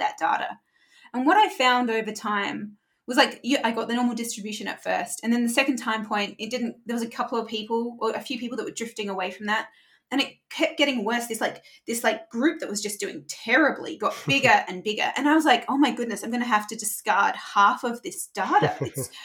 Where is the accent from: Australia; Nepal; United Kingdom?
Australia; Adelaide, South Australia; moved away as an adult; also born or lived in Chicago; Adelaide is the capital of South Australia. South Australia is the driest state in the driest country. So it is dry. And sometimes this will be surprising to people in the UK, but sometimes we want rain. Like we're so excited when it does rain. I grew up in drought